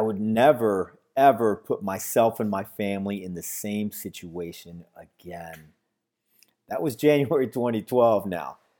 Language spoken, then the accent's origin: English; San Antonio, Texas, United States; now in Florida, United States; I'm originally from San Antonio, Texas, but currently living in Florida.